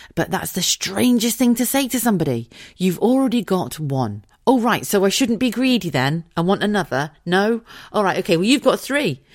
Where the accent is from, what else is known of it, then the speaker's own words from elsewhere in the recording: Wiltshire, South West England, United Kingdom; also born or lived in Wigan; I grew up in a very small village in, in Wiltshire, right, in the south of England